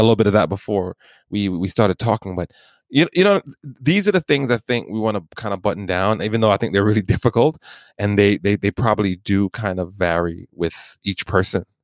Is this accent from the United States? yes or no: no; Jamaica; I'm Jamaican